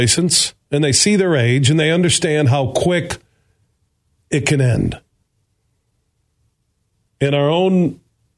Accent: Burton Heights, Sparta, Michigan, United States; when I moved from Burton Heights to Sparta, Michigan

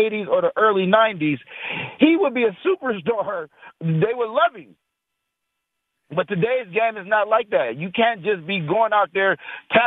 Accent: Ohio, United States; I'm from Ohio

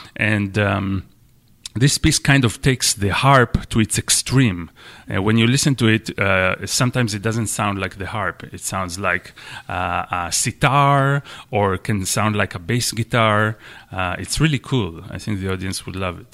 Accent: Israel; moved away as an adult; also born or lived in Michigan, United States / Washington, D.C., United States; now in New Bedford, United States; I'm, I'm Israeli. I'm from Israel. And I came to the U S, um, ten years ago, something like that, to study at the University of Michigan

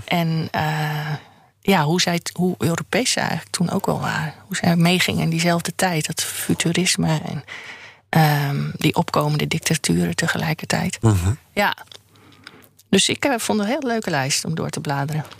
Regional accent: Groningen, Netherlands; moved away; also born or lived in Randstad; ik heb mijn eerste helft van mijn leven in Groningen. Ben ik, ik ben een Groningse, dus opgegroeid.

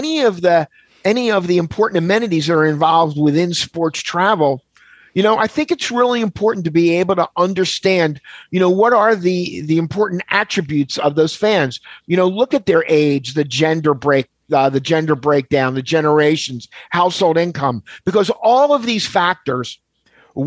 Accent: Philadelphia, Pennsylvania, United States; I grew up in Philadelphia

